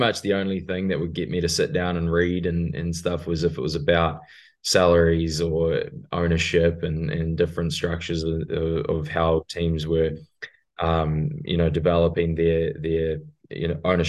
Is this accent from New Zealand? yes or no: yes; New Zealand; moved away as an adult; also born or lived in Indonesia / Whanganui, New Zealand; now in United States; born and raised in New Zealand. Spent a bit of time in Indonesia growing up with the old man's work, but went to boarding school in Whanganui, New Zealand